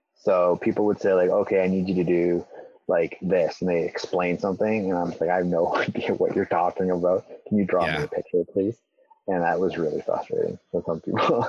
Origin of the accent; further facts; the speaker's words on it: Elmira, Ontario, Canada; the church like where I grew up was in Elmira, which is just like 20 minutes kind of north of of Waterloo.